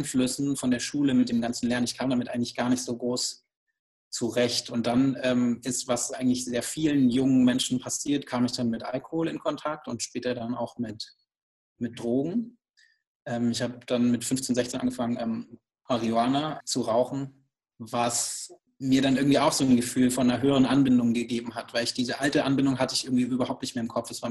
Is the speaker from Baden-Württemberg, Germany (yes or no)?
yes; Baden-Württemberg, Germany; Also ich bin ähm, auf einem kleinen Hof aufgewachsen im Schwarzwald und kann sich das wirklich so vorstellen, einfach am Ende der Welt, äh, sogar ähm, im Schwarzwald am Ende eines Landkreises